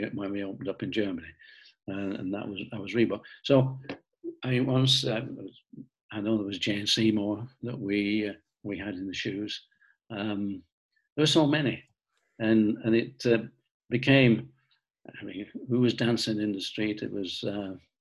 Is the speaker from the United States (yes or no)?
no; Bolton, North West England, United Kingdom; being born in Bolton, growing up in Bolton, and really we built our international office in Bolton. And yes, I am from Bolton